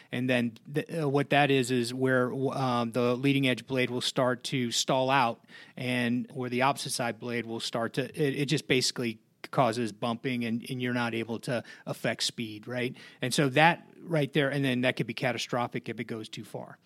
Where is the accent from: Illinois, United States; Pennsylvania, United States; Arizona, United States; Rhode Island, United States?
Illinois, United States; Blue Island; moved away; I'm from Chicago originally, uh, a uh, town on the south side uh, called Blue Island.